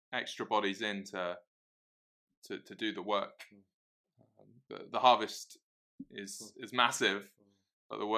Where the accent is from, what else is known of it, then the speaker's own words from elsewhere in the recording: Cheltenham, South West England, United Kingdom; now in Middlesbrough, United Kingdom; I'm originally from Cheltenham. That's where I grew up.